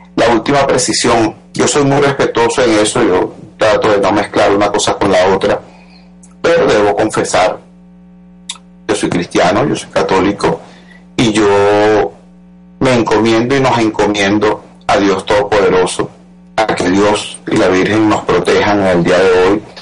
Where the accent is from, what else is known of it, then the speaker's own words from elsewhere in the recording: Venezuela; Todos somos venezolanos